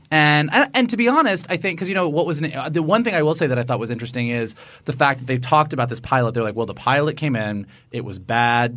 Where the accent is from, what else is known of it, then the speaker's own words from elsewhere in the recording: Florida, United States; We're from Florida